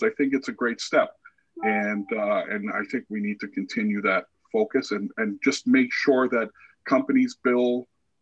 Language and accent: English; Canada; Growing up in Canada